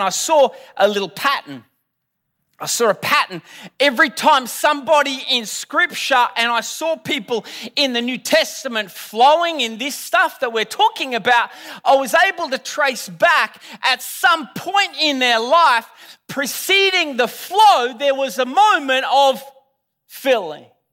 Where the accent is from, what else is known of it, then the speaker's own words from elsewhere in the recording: Australia; I'm Australian